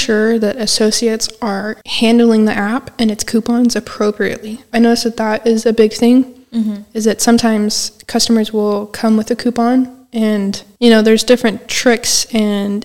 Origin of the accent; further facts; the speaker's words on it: West Coast, United States; moved away as an adult; I'm not even from anywhere close around here. I'm from the West Coast